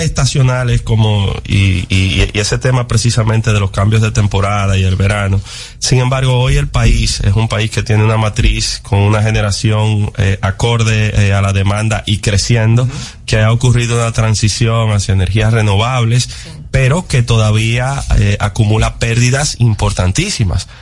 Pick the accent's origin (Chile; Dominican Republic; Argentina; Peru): Dominican Republic; como dominicanos